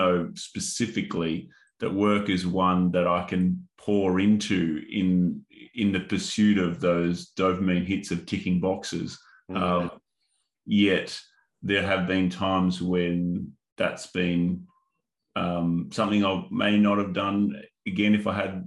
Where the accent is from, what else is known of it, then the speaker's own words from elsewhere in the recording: Northern Territory, Australia; the Indigenous culture that I grew up in Northern Territory